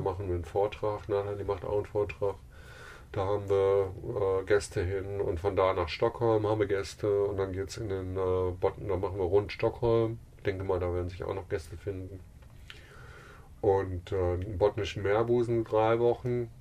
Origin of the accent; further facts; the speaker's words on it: Germany; moved away as an adult; mit unseren deutschen Pässen